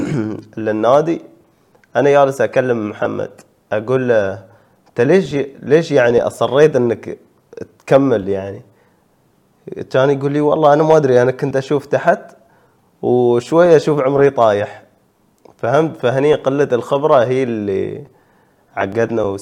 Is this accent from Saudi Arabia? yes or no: no; United Arab Emirates